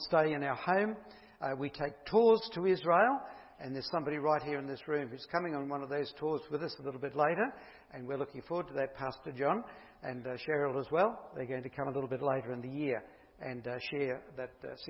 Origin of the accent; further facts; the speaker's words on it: Bundaberg, Queensland, Australia; moved away as an adult; also born or lived in Perth; I'm Bundaberg born, so I'm a Queenslander, so it's good to be back home